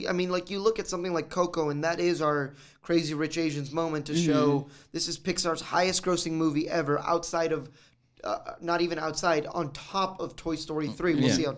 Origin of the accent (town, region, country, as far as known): United States